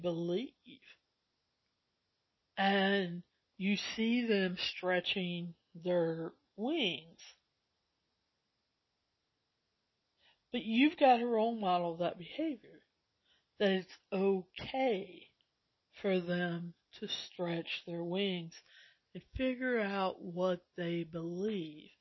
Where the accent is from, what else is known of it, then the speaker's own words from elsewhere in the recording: the South, United States; I'm from the South